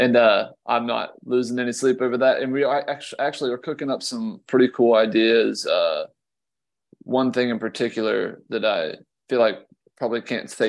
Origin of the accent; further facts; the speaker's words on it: Columbia, South Carolina, United States; we're from Columbia, South Carolina.